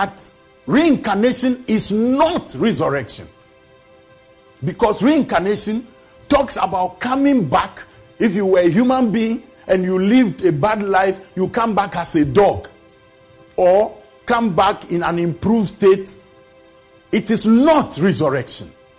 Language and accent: English; Ghana; as a Ghanaian, I'm 65 years old now